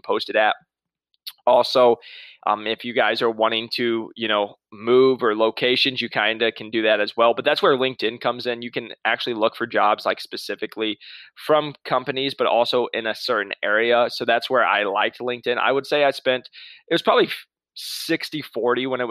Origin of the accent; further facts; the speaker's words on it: Midwest, United States; now in Scottsdale, United States; I'm from the Midwest